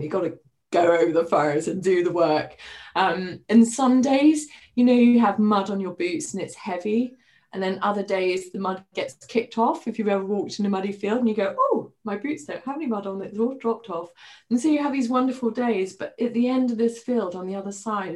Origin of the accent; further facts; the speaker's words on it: Highlands of Scotland, United Kingdom; moved away; also born or lived in Middle East; I grew up in the Highlands of Scotland